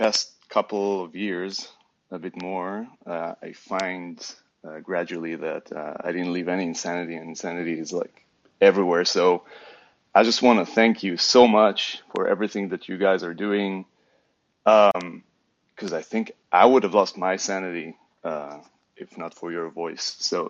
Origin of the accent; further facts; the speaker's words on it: Israel; moved away as an adult; now in Berlin, Germany; So I come from Israel, but I've been living in Berlin since a decade now.